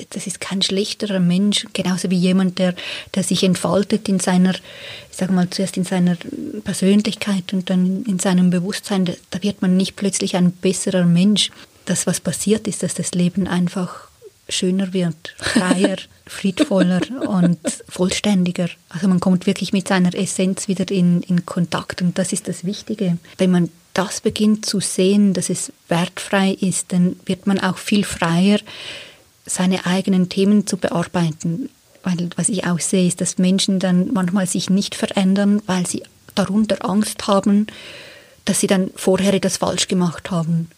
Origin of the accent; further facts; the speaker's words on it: Switzerland; ich bin eine Frau in der Schweiz geboren